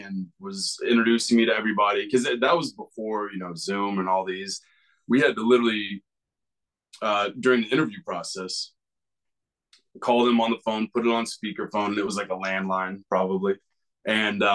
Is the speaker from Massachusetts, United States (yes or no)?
no; Kansas, United States; born or raised there